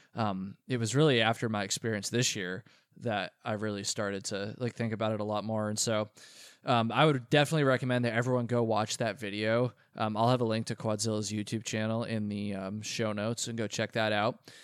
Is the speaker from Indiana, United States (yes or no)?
no; Vermont, United States; Vermont, my home state.